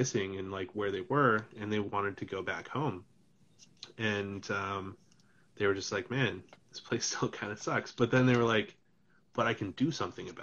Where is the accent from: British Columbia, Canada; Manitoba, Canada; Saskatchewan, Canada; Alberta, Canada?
British Columbia, Canada; Kimberley; where I grew up in Kimberley